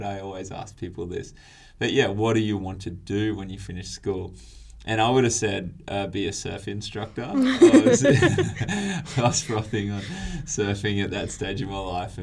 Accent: Tweed Coast, New South Wales, Australia; moved away as an adult; also born or lived in Newcastle, Australia; now in Adelaide, Australia; I was based up on the Tweed Coast, which is like the southern end of the Gold Coast, for those that don't know the area too well. And yeah, grew up around there

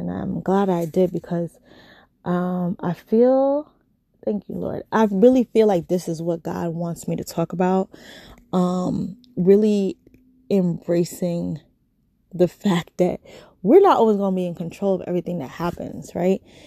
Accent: New York, United States; also born or lived in California; I am from New York.

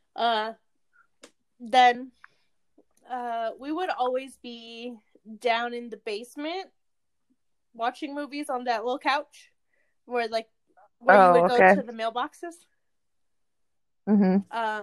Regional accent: California, United States; I'm from California.

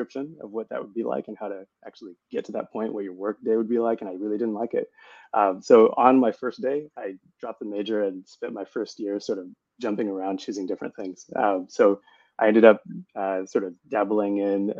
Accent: Tucson, Arizona, United States; moved away as an adult; also born or lived in Seattle / Bay Area; I grew up in Tucson, Arizona

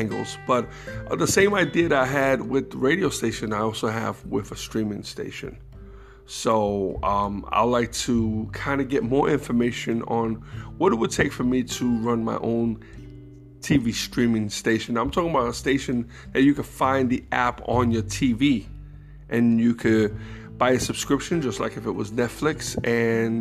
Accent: New York City, New York, United States; New York City, my New York heritage, you know. So you know, growing up in New York

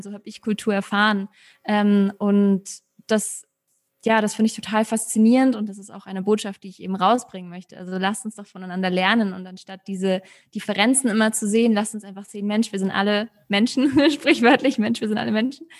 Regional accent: Munich, Bavaria, Germany; moved away as an adult; now in Mexico; Ich bin in München geboren mit deutschen und argentinischen Wurzeln.

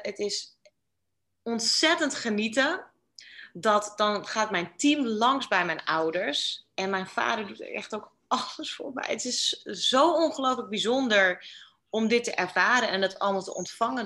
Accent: Netherlands; moved away as an adult; now in Bali, Indonesia; als Nederlander

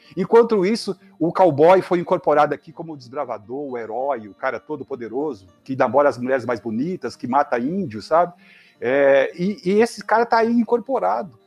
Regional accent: Vale do Jequitinhonha, Minas Gerais, Brazil; eu sou do Valdo Jequitinhonha

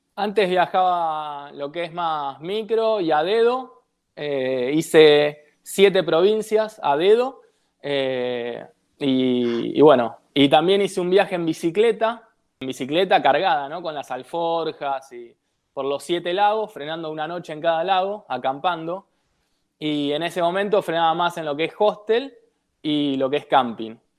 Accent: Buenos Aires, Argentina; yo vivo en Devoto y soy de Devoto, en Ciudad de Buenos Aires

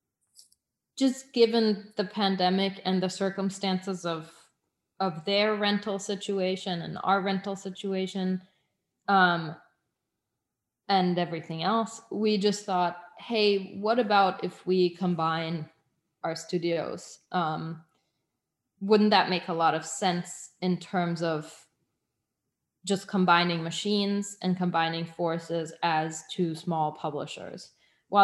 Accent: Munich, Bavaria, Germany; moved away; also born or lived in Switzerland; we were in Munich, which is my hometown, as well as Berlin, which is to be our new hometown. And Switzerland, which is my place of birth.

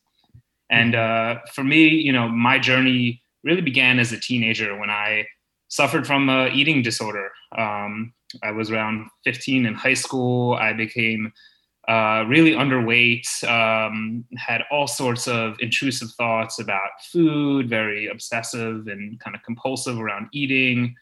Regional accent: United States; also born or lived in Malaysia / Hong Kong; now in Boston, United States; after college, I actually left the US. I moved out to Asia

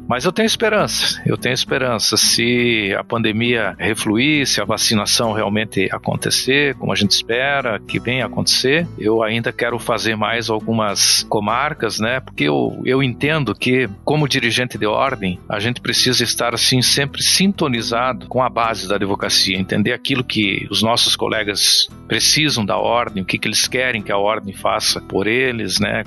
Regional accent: Pato Branco, Paraná, Brazil; also born or lived in Curitiba; Eu moro em Pato Branco e vou para casa todo final de semana e venho para Curitiba todo final de semana. Então é uma distância bem considerável, são 430 quilômetros. Você já esteve lá na minha terra

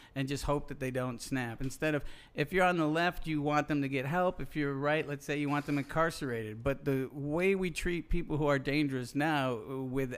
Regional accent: Central New York, United States; I'm from the cul-de-sac, motherfucker. I'm from Central New York

